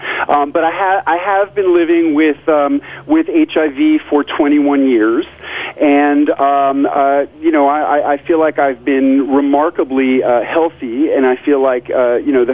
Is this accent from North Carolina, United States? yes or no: no; New York City, New York, United States; moved away as an adult; also born or lived in rural Tennessee; now in Tennessee, United States; I grew up in New York City, and just as a child, before I ever heard the word fermentation, sour pickles were my favorite